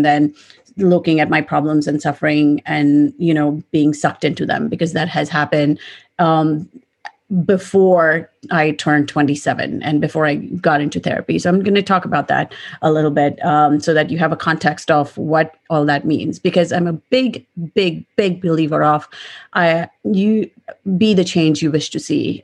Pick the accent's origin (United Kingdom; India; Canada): India; moved away; I grew up in India, so most of my family is also in India.